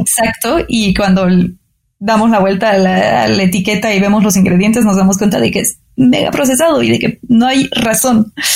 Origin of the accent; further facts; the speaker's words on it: Bolivia; also born or lived in France; now in Mexico; Nací en Bolivia